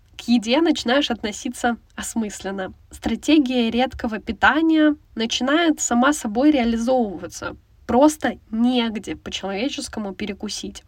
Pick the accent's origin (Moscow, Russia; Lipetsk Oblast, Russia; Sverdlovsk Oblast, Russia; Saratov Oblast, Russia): Lipetsk Oblast, Russia; Lipetsk; Я сама из Липецка